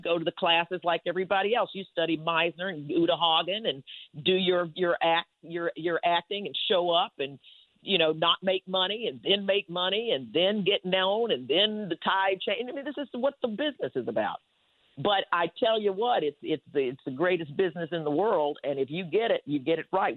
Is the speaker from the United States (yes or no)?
yes; Winston-Salem, North Carolina, United States; I grew up in Winston Salem, North Carolina